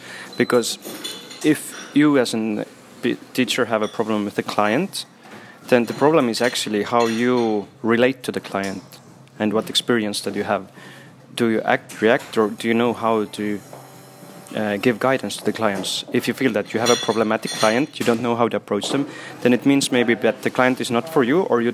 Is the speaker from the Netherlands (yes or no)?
no; Estonia; also born or lived in Brussels, Belgium; I come from Estonia.